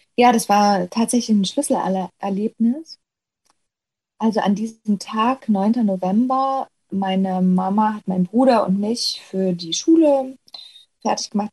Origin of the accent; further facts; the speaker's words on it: Ore Mountains, Saxony, Germany; moved away; ich drehe einfach gerne meine Heimat, weil ich sowieso gerne da bin. Auch ähm, wenn ich eben nicht arbeite, fahre ich ja regelmäßig und sehr häufig äh, eben ins Erzgebirge.